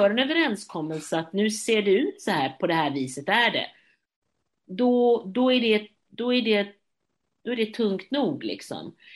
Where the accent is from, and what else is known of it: Gothenburg, Västra Götaland, Sweden